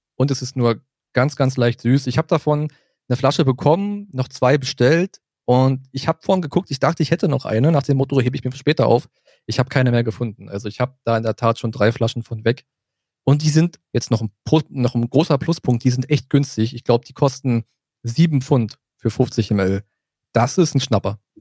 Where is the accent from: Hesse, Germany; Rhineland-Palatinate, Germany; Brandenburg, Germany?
Brandenburg, Germany; south of; moved away as an adult; now in Berlin, Germany; wir sind ja im Süden von Brandenburg groß geworden, dann rutschen wir eher so ein bisschen in das Sächsische rein